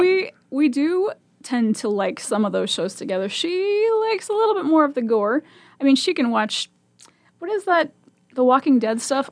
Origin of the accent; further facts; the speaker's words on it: Omaha, Nebraska, United States; also born or lived in Virginia Beach; I was born and raised in Omaha and went to Omaha Public Schools my whole life